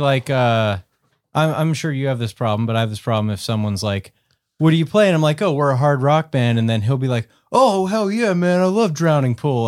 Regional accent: Western Pennsylvania, United States; growing up in Western Pennsylvania

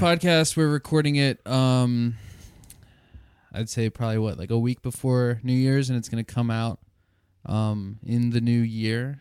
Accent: Lancaster, Pennsylvania, United States; I was born in Lancaster, and Lancaster's got its pros and cons

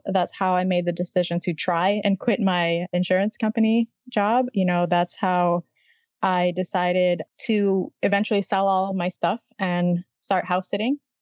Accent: Miami, Florida, United States; I grew up in Miami in a big city.

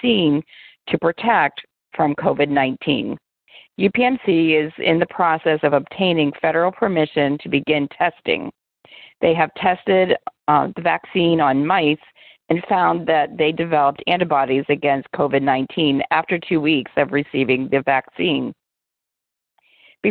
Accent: Pittsburgh, Pennsylvania, United States; my hometown of Pittsburgh, Pennsylvania

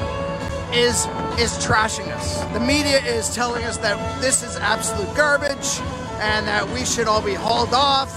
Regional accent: Manitoba, Canada; I grew up in Manitoba

